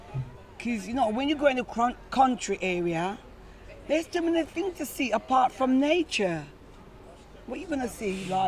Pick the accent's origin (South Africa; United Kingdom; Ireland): United Kingdom; Scotland; like I grew up a bit in Scotland and other places.